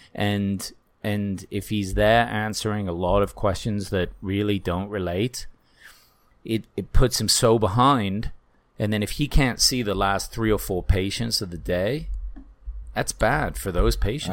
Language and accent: English; United Kingdom; moved away; I'm a British person